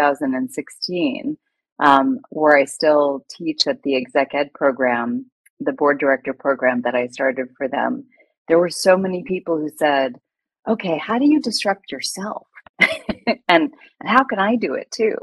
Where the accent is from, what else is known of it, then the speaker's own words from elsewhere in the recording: United States; moved away as an adult; now in Hong Kong; I've lived in Hong Kong for 2 decades, but I'm originally American